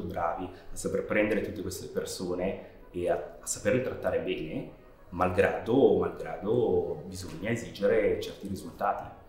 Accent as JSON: {"language": "Italian", "area": "near Chiasso", "region": "Ticino", "country": "Switzerland", "moved": "yes", "lives_now": "London, United Kingdom", "said": "vengo dal Canton Ticino, vicino a Chiasso, e sono un regista di animazione in Inghilterra, soprattutto eh, con base a Londra"}